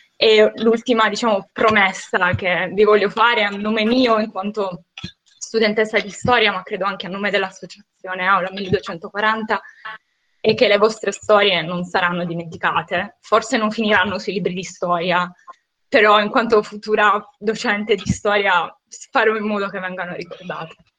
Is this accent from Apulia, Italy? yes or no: yes; Apulia, Italy; anch'io sono pugliese